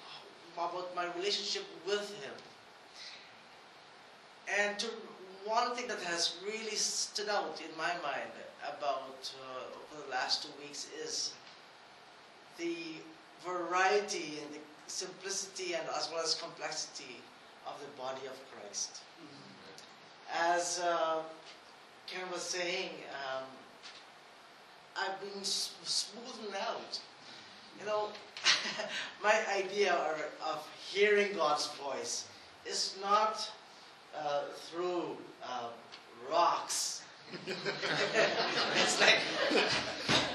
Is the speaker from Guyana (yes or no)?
yes; Guyana; I am from Guyana, the same country as Dr. Mariah